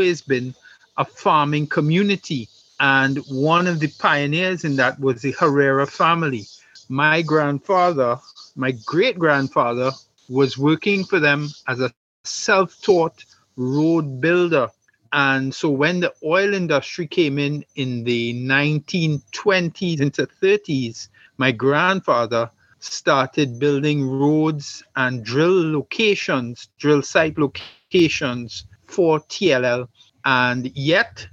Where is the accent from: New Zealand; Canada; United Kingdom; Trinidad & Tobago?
Trinidad & Tobago; I grew up on the Texaco camp